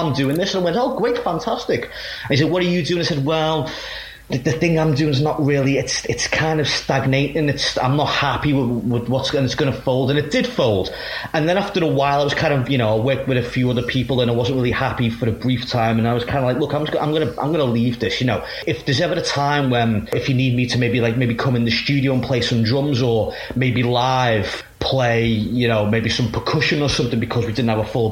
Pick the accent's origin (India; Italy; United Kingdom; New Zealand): United Kingdom; Liverpool, North West England; we're from Liverpool